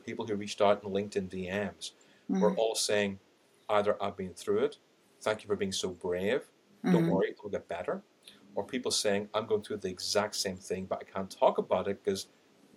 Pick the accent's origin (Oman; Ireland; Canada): Ireland; accent: Irish; I've got an Irish accent, I'm Indian